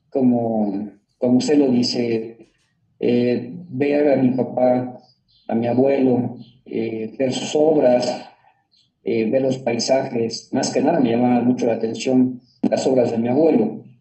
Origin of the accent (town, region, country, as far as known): Mexico